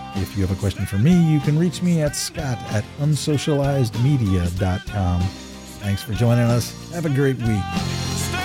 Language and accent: English; Danville, Indiana, United States; my hometown, Danville, Indiana